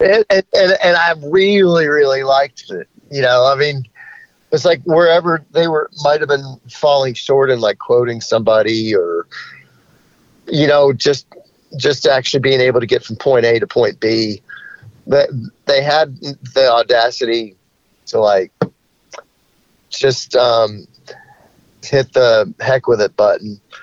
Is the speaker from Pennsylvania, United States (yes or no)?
no; Charlotte, North Carolina, United States; he and I grew up together in Charlotte